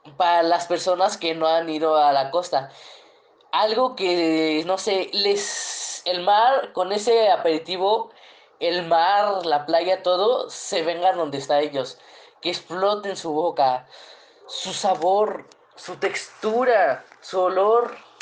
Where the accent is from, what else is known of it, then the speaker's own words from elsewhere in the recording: Guerrero, Mexico; moved away; also born or lived in Puebla; de donde yo vengo. Ah, es que soy de la costa